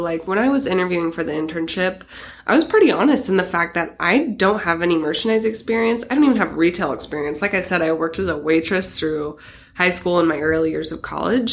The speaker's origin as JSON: {"language": "English", "town": "Astoria", "region": "Oregon", "country": "United States", "tie": "born or raised there", "moved": "yes", "said": "I grew up in Astoria, Oregon"}